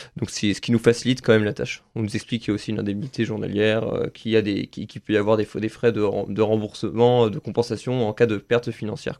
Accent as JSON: {"language": "French", "town": "Saint-Nazaire", "region": "Pays de la Loire", "country": "France", "said": "je suis originaire de Saint-Nazaire"}